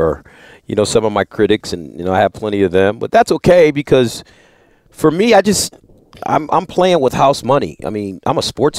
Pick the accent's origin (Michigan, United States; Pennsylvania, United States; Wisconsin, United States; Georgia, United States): Michigan, United States; Detroit; Well, growing up, I mean, I'm from Detroit, and I'm a big Pistons and Red Wings and Tigers and Michigan State fan, Lions, unfortunately.